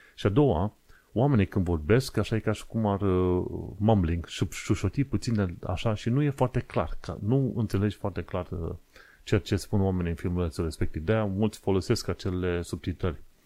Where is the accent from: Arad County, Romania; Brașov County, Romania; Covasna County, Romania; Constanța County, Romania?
Covasna County, Romania; Sfântu Gheorghe; Sfântul Gheorghe, în județul Covasna, orașul natal